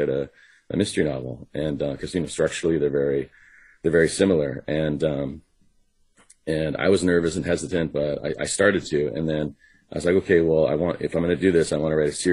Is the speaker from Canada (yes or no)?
yes; Vancouver, British Columbia, Canada; also born or lived in Los Angeles; my hometown